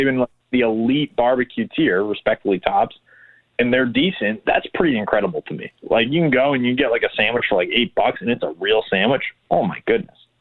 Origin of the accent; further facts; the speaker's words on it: Rhode Island, United States; now in Memphis, United States; I'm from Rhode Island